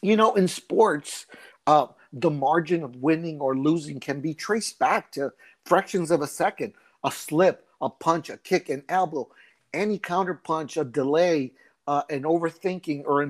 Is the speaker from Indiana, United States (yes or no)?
no; El Paso, Texas, United States; moved away as an adult; I'm originally from El Paso, Texas. I left at an early age to join the Marine Corps